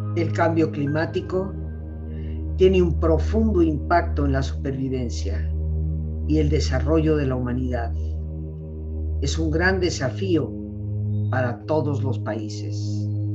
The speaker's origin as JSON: {"language": "Spanish", "country": "Mexico", "said": "lo digo como mexicana, de familia mexicana de 300 años en este país"}